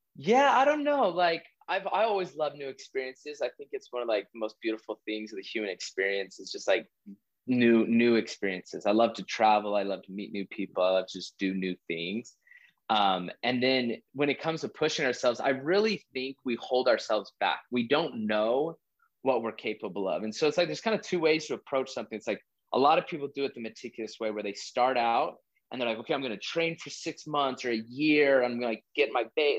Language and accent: English; Utah, United States; moved away as an adult; also born or lived in Hawaii / Texas; I was born and raised in Utah. I've lived all over the country